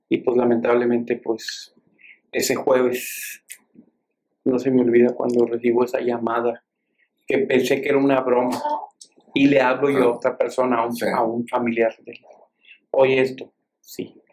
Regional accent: Sabinas Hidalgo, Nuevo León, Mexico; vas a ir a Sabina Hidalgo, en mi tierra.

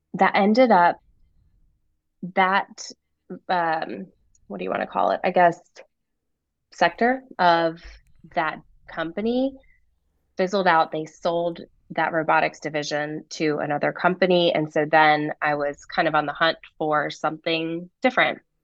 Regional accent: Raleigh, North Carolina, United States; moved away as an adult; also born or lived in Rhode Island / San Diego; I was born here in North Carolina

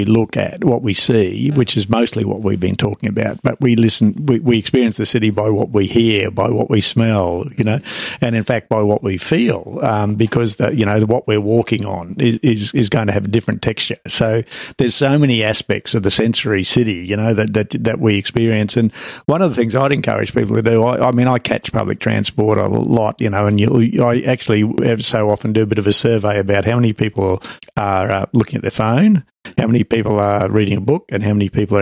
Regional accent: Brisbane, Queensland, Australia; I was growing up in Brisbane

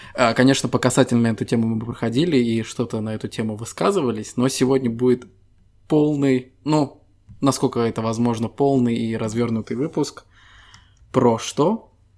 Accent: Estonia; Мы ребята из Эстонии

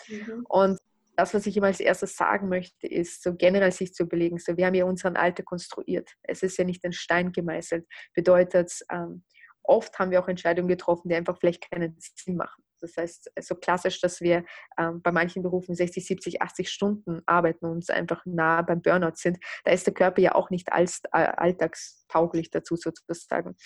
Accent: Russia; moved away; also born or lived in Austria; ich bin in Russland geboren, lebe aber in Österreich oder habe in Österreich gelebt.

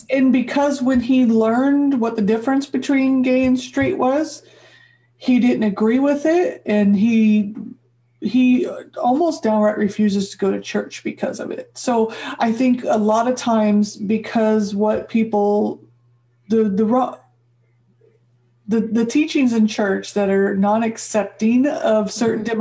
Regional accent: Midwest, United States; moved away; I grew up in the Midwest, white girl.

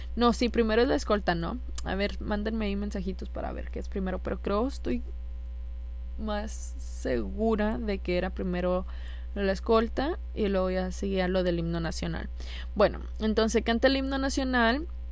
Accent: Monterrey, Nuevo León, Mexico

